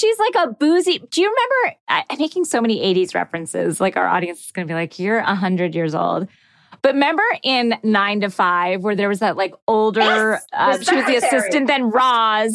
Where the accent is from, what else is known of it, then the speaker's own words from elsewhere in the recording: Georgia, United States; I'm from Georgia